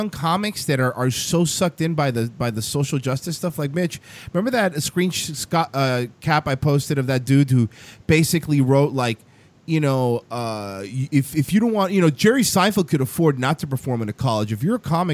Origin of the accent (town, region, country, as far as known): Cuba